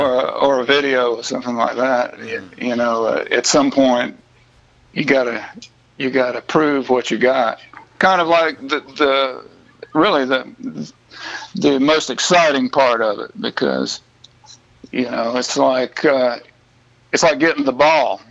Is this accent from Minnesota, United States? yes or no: no; Bluffton and Charleston, South Carolina, United States; that 100 mile stretch of coast there between Savannah and Charleston, I feel like the whole thing is where I came from and where I got all of my first perspectives on life.